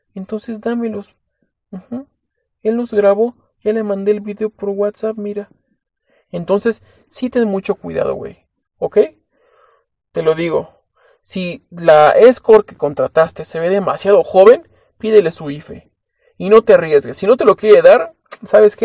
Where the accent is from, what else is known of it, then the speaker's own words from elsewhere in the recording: Mexico; si somos mexicanos